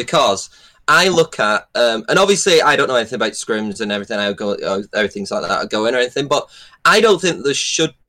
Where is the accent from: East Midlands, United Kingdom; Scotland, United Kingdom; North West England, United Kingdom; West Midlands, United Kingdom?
North West England, United Kingdom; Preston; I'm from Preston